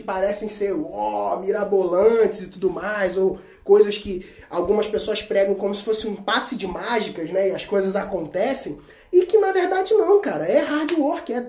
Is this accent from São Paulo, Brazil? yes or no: no; Cabo Frio, Rio de Janeiro, Brazil; sou de Cabo Frio, interior do Rio de Janeiro